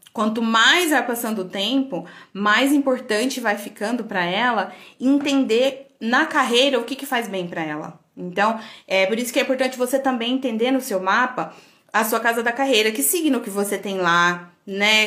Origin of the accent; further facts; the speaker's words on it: Goiânia, Goiás, Brazil; also born or lived in São Paulo; eu nasci em Goiânia e morei em São Paulo